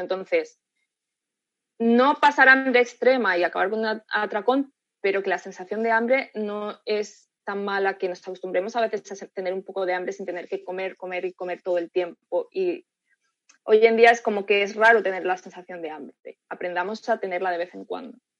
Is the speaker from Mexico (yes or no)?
no; Spain; yo también soy española